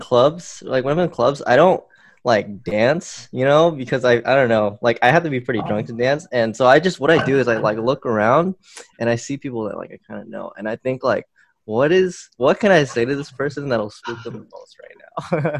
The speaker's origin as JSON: {"language": "English", "town": "Austin", "region": "Texas", "country": "United States", "tie": "born or raised there", "also_born_or_lived": "Houston, Texas", "said": "I'm 22. I was born in Houston, but I moved to Austin when I was 8."}